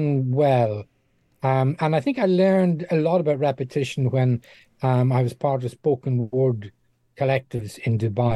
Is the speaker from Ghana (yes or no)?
no; Dundalk, Leinster, Ireland; moved away as an adult; also born or lived in Middle East / Far East; now in United Kingdom; my hometown of Dundalk